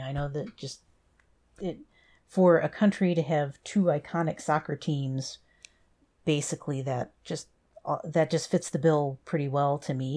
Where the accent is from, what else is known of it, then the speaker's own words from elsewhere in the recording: United States; being an American